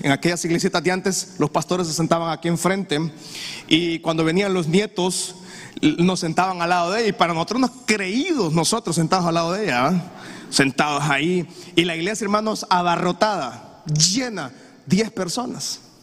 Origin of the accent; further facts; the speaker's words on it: Honduras; Usted y yo como hondureño